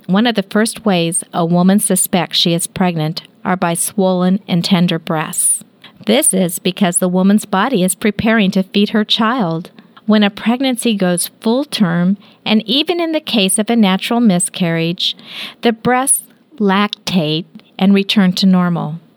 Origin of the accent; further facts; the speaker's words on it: Kansas, United States; we're from Kansas